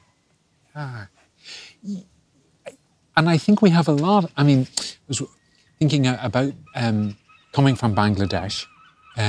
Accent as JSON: {"language": "English", "country": "Ireland", "said": "as Irish and Catholic and gay"}